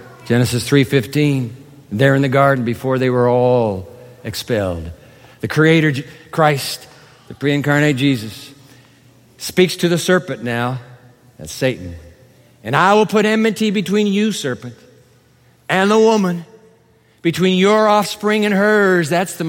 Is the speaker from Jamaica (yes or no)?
no; Singapore; also born or lived in Japan; I grew up in Singapore as well as Japan. Went to school in Singapore.